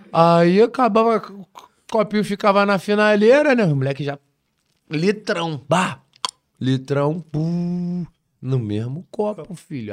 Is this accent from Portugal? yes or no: no; Brazil; Nunca saí do Brasil